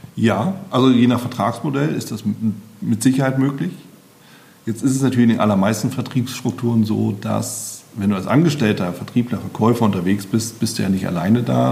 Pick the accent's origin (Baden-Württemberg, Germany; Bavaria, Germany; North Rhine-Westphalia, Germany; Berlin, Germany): Berlin, Germany; als Berliner